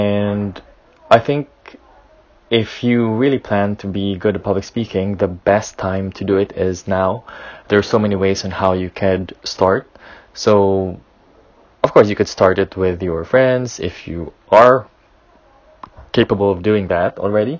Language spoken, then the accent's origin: English; Philippines; I come from the Philippines